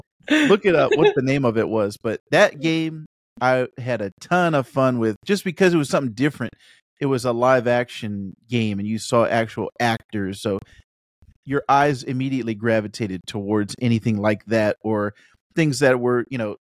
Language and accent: English; Japan; So I grew up in Japan. I spent a lot of years in Japan, and the arcades there are all like sit down.